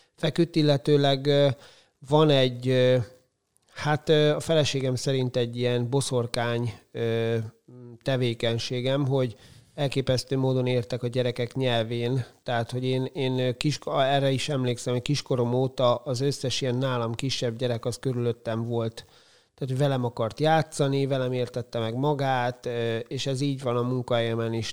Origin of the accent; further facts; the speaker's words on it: Kiskunfélegyháza, Bács-Kiskun, Hungary; moved away as an adult; now in Szeged, Hungary; én 12 évig úsztam, Kiskunfélegyházi vagyok, ott úsztam, aztán elkerültem egyetemre